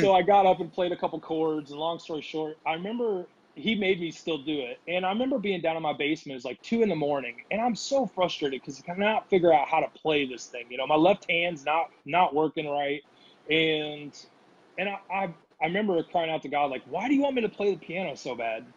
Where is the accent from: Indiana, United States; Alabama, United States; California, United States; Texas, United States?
Indiana, United States; moved away as an adult; also born or lived in Missouri / Kansas City, Missouri / Rapid City, South Dakota; now in Nashville, United States; I grew up in Indiana